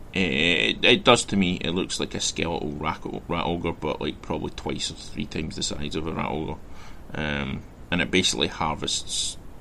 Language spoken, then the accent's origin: English; west of Scotland, United Kingdom; I grew up in Scotland, where, in the west of Scotland, where Celtic and Rangers, Catholic and Protestant, were the divide